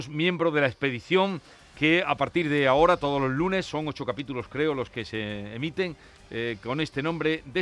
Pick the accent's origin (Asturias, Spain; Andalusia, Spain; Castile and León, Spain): Andalusia, Spain; Jerez de la Frontera; Sí, sí, soy yo la de Cádiz.